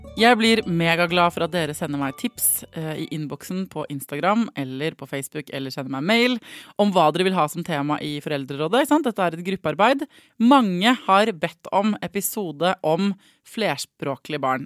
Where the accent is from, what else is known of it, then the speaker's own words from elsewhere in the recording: Norway; jeg er fra Norge